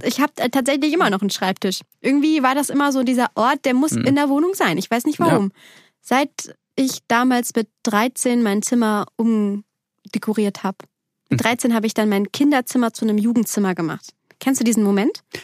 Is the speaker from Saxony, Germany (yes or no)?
no; Bergisches Land, near Cologne, North Rhine-Westphalia, Germany; moved away; Bergischen Land, so, so nennt man